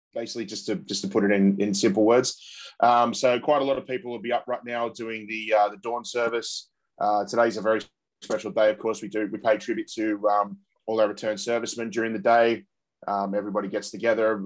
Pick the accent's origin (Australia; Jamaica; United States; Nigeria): Australia; as Australian football supporters